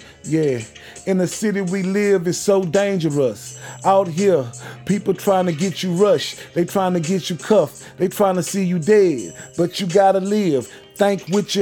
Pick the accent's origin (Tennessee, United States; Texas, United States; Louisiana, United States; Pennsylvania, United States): Texas, United States; Houston; I'm from Green Meadows